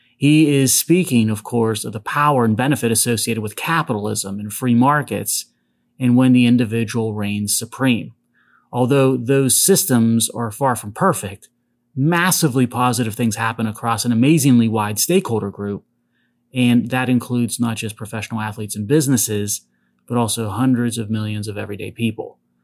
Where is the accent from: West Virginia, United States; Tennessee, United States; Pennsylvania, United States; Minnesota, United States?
Pennsylvania, United States; Pittsburgh; my hometown of Pittsburgh